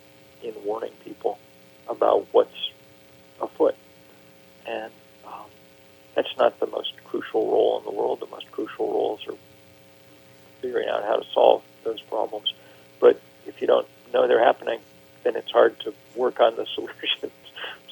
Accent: Lexington, Massachusetts, United States; I grew up in Lexington, Massachusetts, where the first battle of the American Revolution was fought.

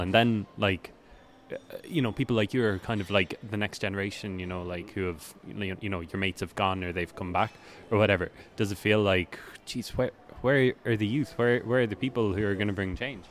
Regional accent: Cork, Munster, Ireland; I'm from Cork

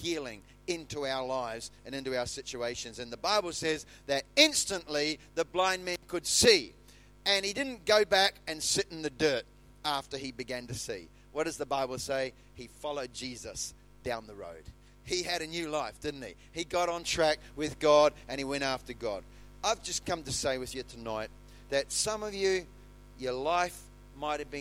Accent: New Zealand; in the town where I was born in New Zealand

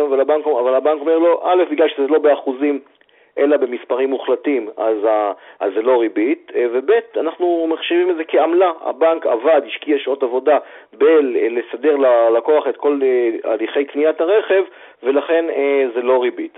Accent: Israel; בתור ישראלים, יש לנו הרבה תכונות טובות

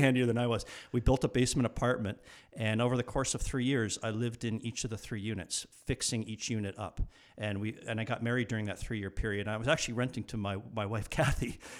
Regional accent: Burlington, Ontario, Canada; I wanted to move back to Burlington, which was my hometown

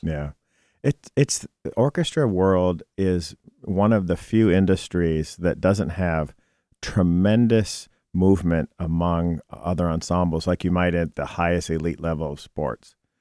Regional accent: Cleveland, Ohio, United States; also born or lived in Southeast Michigan; now in Detroit, United States; I'm from Cleveland.

